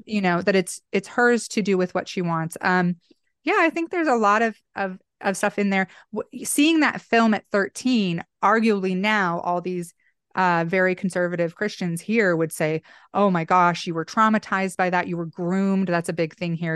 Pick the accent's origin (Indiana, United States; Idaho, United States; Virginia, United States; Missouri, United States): Idaho, United States; Boise; my hometown here in Boise